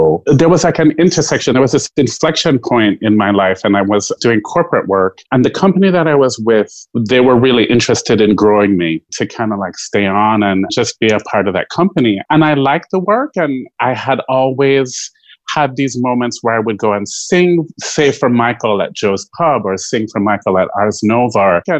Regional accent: Jamaica; I'm firmly Jamaican, so I have lots of jobs.

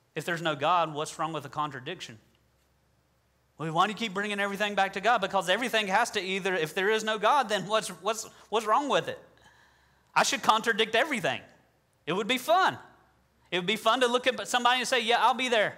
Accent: the South, United States; I'm from the South

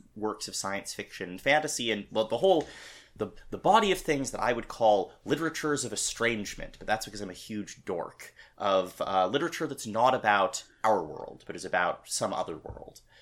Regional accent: Madison, Wisconsin, United States; University of Wisconsin at Madison, which is also my hometown

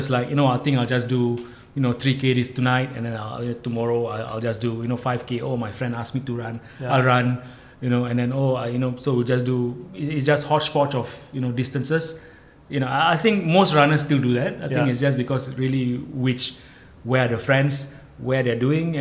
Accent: Singapore; moved away as an adult; also born or lived in Malaysia; I'm Singaporean. I grew up in Singapore

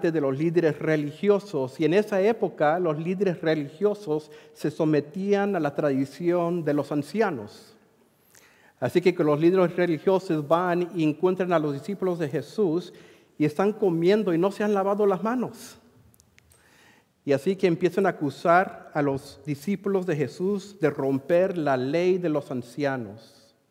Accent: Madras, Oregon, United States; moved away; Eh, originalmente soy del área de Centro Oregón. Ah, quizás algunos de ustedes conocen mis padres, Irineo, Mónica Aguirre, de la congregación allí en Madras. Y hace mucho tiempo salí de Madras y me moví para allá a Missouri por un tiempo.

